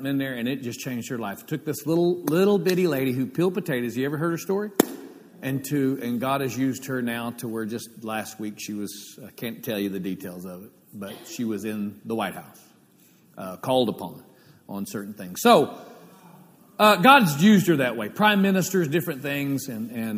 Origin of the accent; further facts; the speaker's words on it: Oklahoma, United States; Growing up in Oklahoma